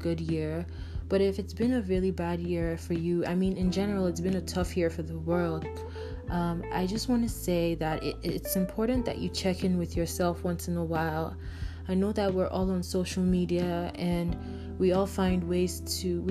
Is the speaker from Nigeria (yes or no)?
yes; Nigeria; I'm from Nigeria